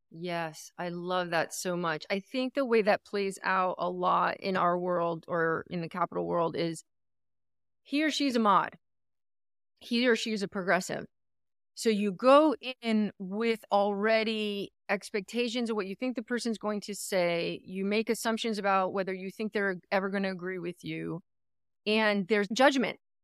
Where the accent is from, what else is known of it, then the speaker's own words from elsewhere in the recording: New Jersey, United States; now in California, United States; I come from New Jersey